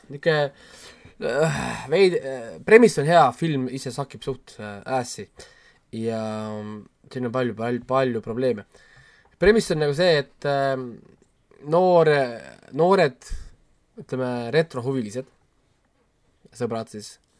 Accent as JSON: {"language": "Estonian", "country": "Estonia", "said": "mul on kahju olla eestlane teatud momentidel"}